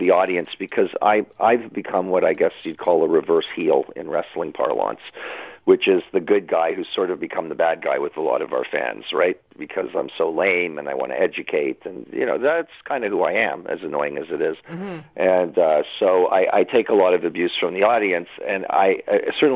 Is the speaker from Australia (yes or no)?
no; Toronto, Ontario, Canada; I grew up in Toronto